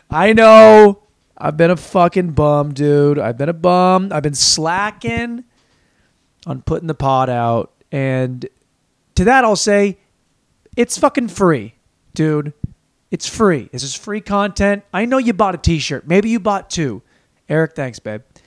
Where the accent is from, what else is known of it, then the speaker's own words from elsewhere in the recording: Washington, United States; moved away as an adult; also born or lived in Los Angeles; now in Austin, United States; we are from Washington State, went to Washington State